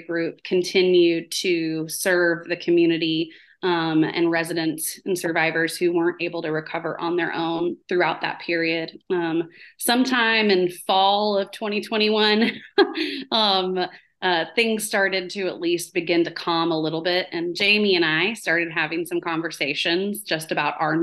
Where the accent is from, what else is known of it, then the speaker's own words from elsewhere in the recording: New Orleans, Louisiana, United States; now in Wilson County, Tennessee, United States; I'm from New Orleans, is where I was raised for most of my life.